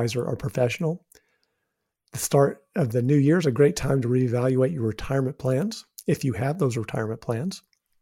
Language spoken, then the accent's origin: English; New Mexico, United States; I'm from New Mexico